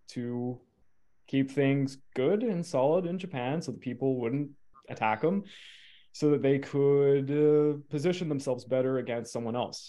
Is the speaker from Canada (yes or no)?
yes; Canada; as a Canadian